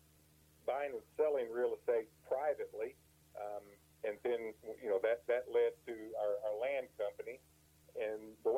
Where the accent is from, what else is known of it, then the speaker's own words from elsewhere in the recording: Texas, United States; I'm actually Texas born and raised, but then my dad worked for an oil service company when I was a kid, so we moved around a lot. And when I was in the seventh grade, I moved back to Northeast Louisiana, the Monroe area